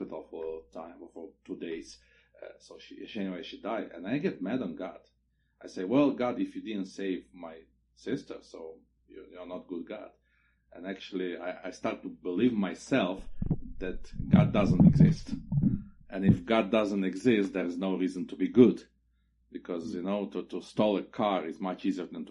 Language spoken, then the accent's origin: English; Chernivtsi, Chernivtsi Oblast, Ukraine; moved away as an adult; also born or lived in Bucharest, Romania / Kyiv, Ukraine / Chișinău, Moldova; now in Tempe, United States; I pioneered my first church in Chernivtsi, Ukraine. It's my hometown.